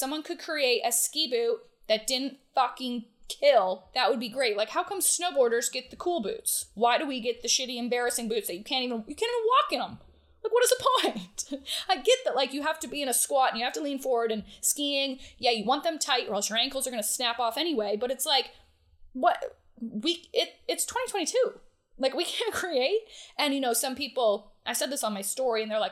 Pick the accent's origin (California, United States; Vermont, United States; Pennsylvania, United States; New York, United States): Vermont, United States; Ludlow; now in Atlanta, United States; I grew up in Ludlow, Vermont